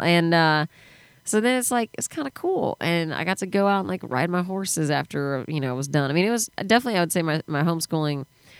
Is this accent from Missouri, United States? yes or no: no; New Braunfels, Texas, United States; moved away; I grew up in New Braunfels in between San Antonio and Austin, and now it's such a hot spot.